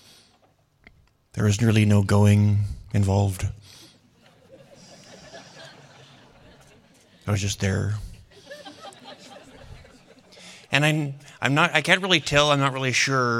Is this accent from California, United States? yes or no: no; Boise, Idaho, United States; I was born here in Boise